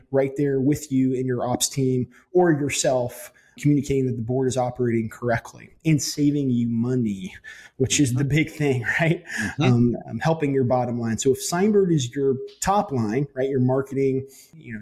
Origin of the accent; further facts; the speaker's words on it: Huntsville, Alabama, United States; now in Tuscaloosa, United States; I was actually born and raised in Huntsville